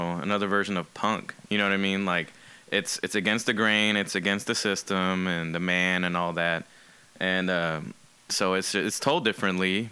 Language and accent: English; Austin, Texas, United States; I'm from Austin